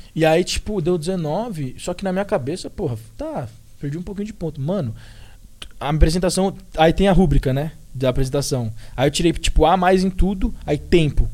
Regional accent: Brazil; moved away as an adult; also born or lived in Ohio, United States; now in Florida, United States; eu que sou brasileiro

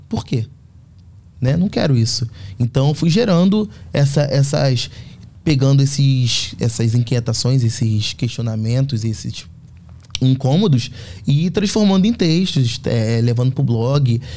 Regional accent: Rio de Janeiro, Brazil; moved away; A Fazenda Botafogo, onde, onde eu cresci, é um bairro muito pequeno

